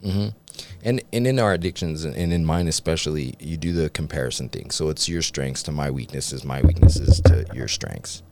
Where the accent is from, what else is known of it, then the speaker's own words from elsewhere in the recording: Utah, United States; I grew up in Utah County